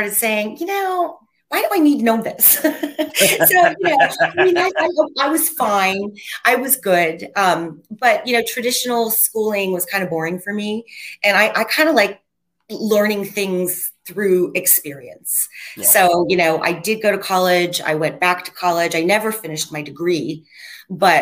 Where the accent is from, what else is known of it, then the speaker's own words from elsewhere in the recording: Wooster, Ohio, United States; moved away as an adult; now in Los Angeles, United States; I'm originally from Ohio, Worcester, Ohio, small town in Ohio. I've lived here for 34 years though